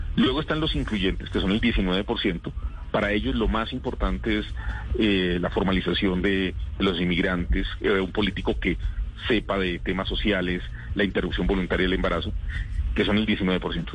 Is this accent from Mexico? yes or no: no; Colombia; somos los colombianos